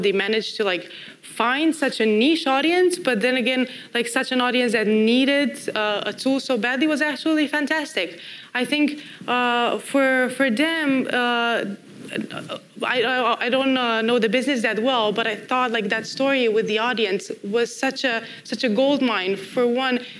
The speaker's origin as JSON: {"language": "English", "country": "Romania", "moved": "as an adult", "said": "I used to work for a startup back in my home country in Romania"}